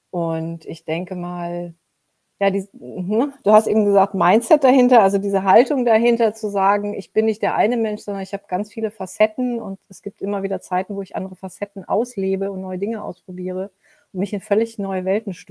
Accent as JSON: {"language": "German", "town": "Mönchengladbach", "region": "North Rhine-Westphalia", "country": "Germany", "tie": "born there", "said": "Ich bin in Mönchengladbach geboren, also in Nordrhein-Westfalen."}